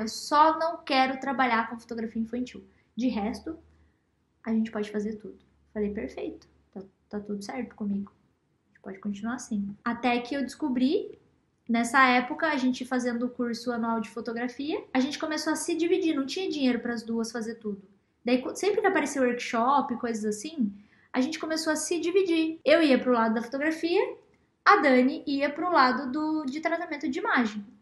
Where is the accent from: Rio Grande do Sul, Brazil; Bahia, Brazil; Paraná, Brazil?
Paraná, Brazil; Matinhos; lá na minha cidade, Matinhos